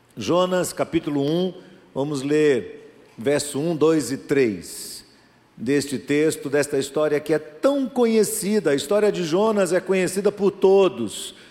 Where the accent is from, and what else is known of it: Brazil